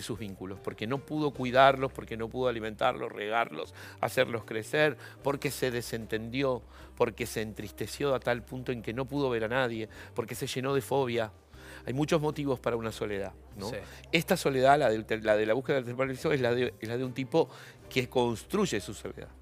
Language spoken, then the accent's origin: Spanish; Argentina; also born or lived in La Unión, Chile; yo he sido un niño muy argentino, eh, eh, eh, digamos, nací en Chile, pero yo vine cuando tenía cuatro años.